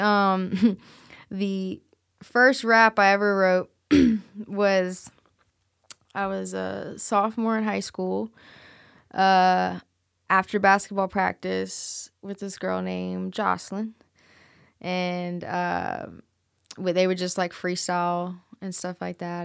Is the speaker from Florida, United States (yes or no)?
no; New Orleans, Louisiana, United States; now in Memphis, United States; I'm originally from New Orleans, and I've always, you know, had ties there, a lot, tons of family there